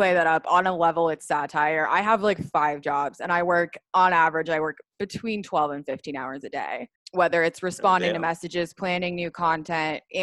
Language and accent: English; Colorado, United States; moved away as an adult; also born or lived in Portland, Oregon / Denver; now in Los Angeles, United States; Colorado. I grew up in Colorado